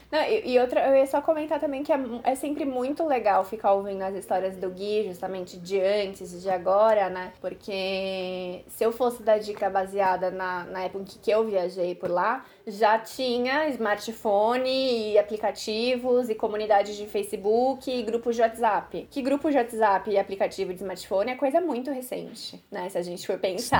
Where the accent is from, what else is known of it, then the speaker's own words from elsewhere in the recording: Brazil; Eu sou brasileira